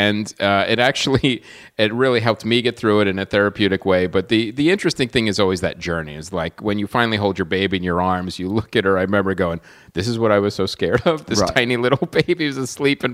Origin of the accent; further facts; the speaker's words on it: Pennsylvania, United States; now in Los Angeles, United States; I'm from Pennsylvania.